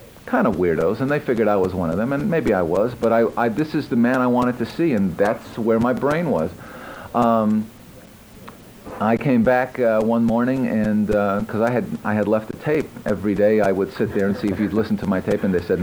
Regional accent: Montreal, Quebec, Canada; I'm from Montreal

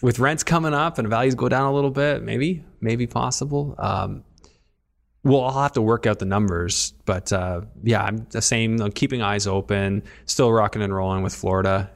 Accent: Canada; as a Canadian

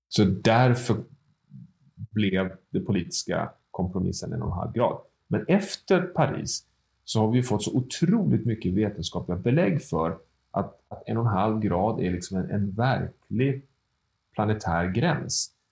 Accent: Sweden; som svensk medborgare

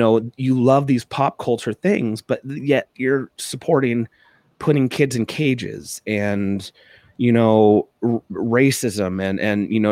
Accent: Coto de Caza, California, United States; I grew up in South Orange County, California, in the gated communities of Cota de Caza

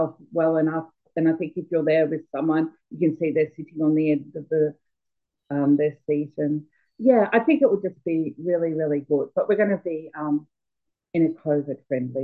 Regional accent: Melbourne, Victoria, Australia; I'm from Melbourne

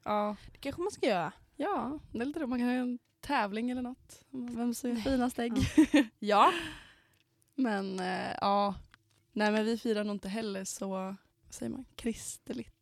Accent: Knivsta, Uppsala County, Sweden; moved away

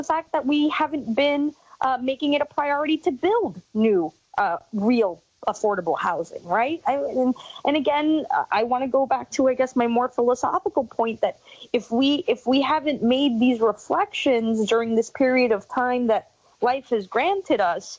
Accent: New York City, New York, United States; I grew up right outside of Woodside Houses

